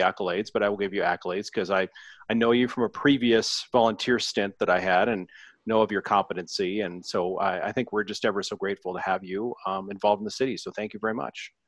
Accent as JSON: {"language": "English", "town": "Longmont", "region": "Colorado", "country": "United States", "tie": "born or raised there", "said": "I went to Longmont High"}